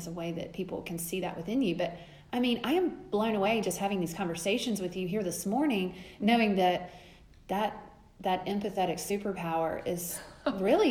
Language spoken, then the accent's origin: English; Pawleys Island, South Carolina, United States; I grew up at in Pawleys